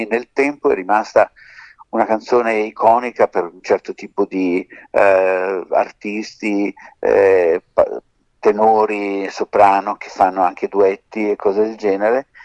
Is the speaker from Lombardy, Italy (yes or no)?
no; Sicily, Italy; Dico, guarda, noi siamo siciliani e eh, siamo vicini.